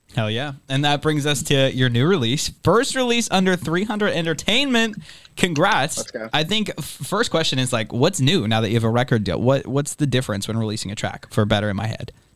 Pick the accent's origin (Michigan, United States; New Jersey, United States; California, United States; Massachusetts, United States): Massachusetts, United States; Boston; we're from Boston